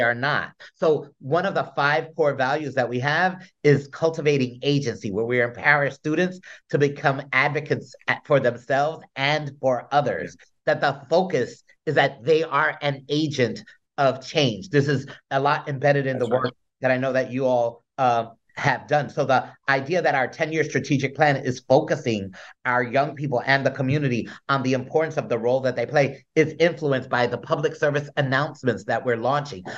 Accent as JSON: {"language": "English", "town": "Newark", "region": "New Jersey", "country": "United States", "tie": "born or raised there", "said": "although I was born in the South Ward, I, I grew up in the East Ward"}